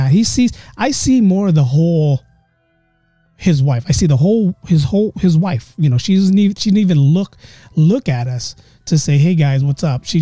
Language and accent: English; Philippines; we're all Filipino. So there's a certain ghost in the Philippines